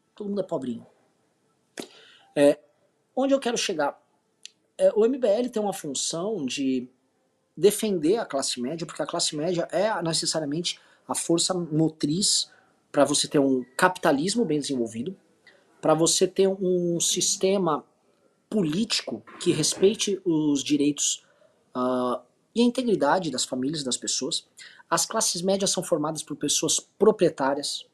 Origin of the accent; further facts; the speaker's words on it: Brazil; eu sou brasileiro e eu sou um brasileiro descendente de portugueses, espanhóis, um pouco de italianos